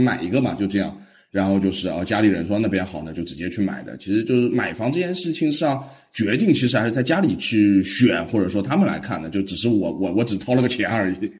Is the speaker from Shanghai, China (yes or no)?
yes; Shanghai, China; 我是上海本地人